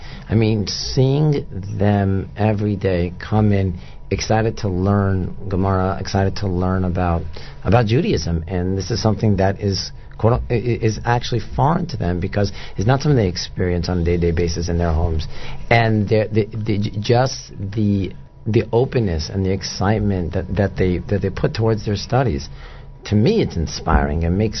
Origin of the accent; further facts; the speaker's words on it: Silver Spring, Maryland, United States; Silver Spring, Maryland.